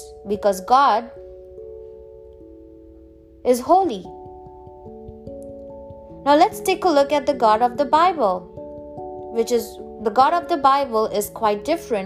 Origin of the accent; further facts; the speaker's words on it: India; I'm from India